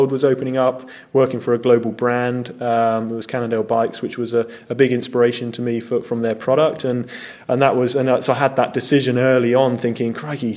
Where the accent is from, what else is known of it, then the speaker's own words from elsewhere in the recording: southern England, United Kingdom; Grew up southern England